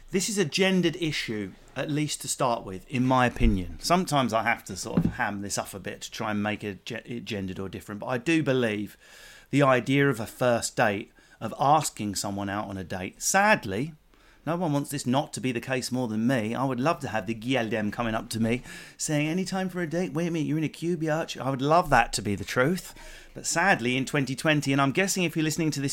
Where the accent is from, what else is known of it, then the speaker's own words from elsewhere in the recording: England, United Kingdom; being English